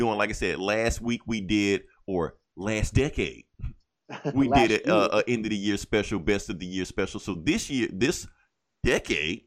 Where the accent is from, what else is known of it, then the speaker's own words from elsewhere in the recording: Mississippi, United States; I'm from Mississippi